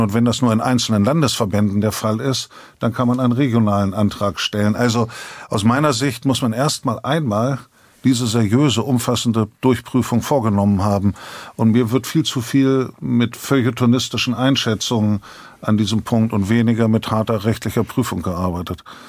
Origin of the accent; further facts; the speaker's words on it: Bremen, Germany; Als Bremer